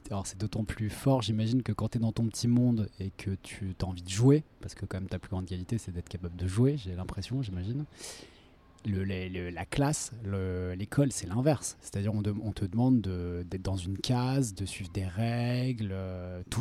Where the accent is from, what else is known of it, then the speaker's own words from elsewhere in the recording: Lyon, Auvergne-Rhône-Alpes, France; moved away as an adult; grandi à Lyon jusqu'à voilà, l'âge de 20 ans.